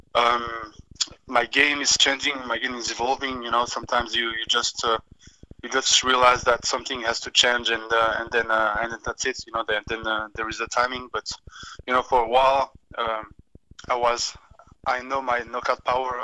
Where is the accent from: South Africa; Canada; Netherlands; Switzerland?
Switzerland; I can fight in Switzerland next, in my you know in my home country